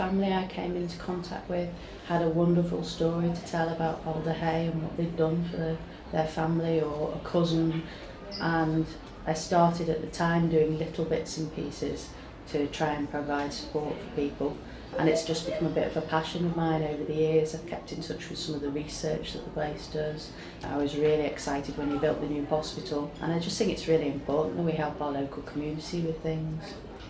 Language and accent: English; Liverpool, North West England, United Kingdom; I was born and raised in the Liverpool area